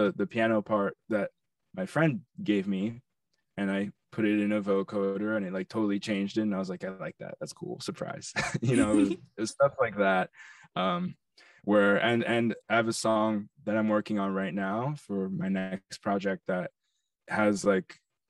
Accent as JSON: {"language": "English", "region": "New York", "country": "United States", "tie": "born or raised there", "said": "I grew up on the Upper East Side in New York."}